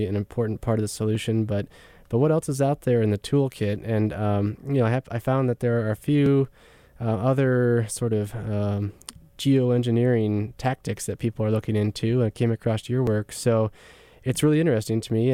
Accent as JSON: {"language": "English", "region": "Midwest", "country": "United States", "tie": "born or raised there", "said": "I grew up in the Midwest"}